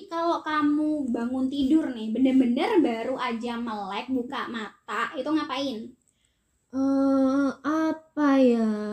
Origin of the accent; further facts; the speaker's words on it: Indonesia; accent: medok; kalau aku ngomongnya tuh medok medok gitu